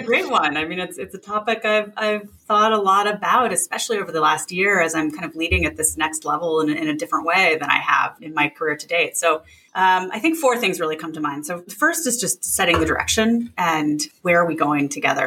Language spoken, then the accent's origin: English; a town an hour south of San Francisco, West Coast, California, United States; I grew up on the West Coast uh, in in a town uh, an hour south of San Francisco